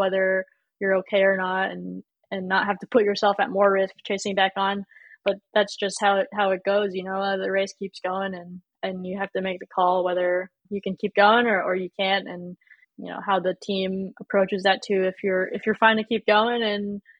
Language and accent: English; California, United States; growing up in California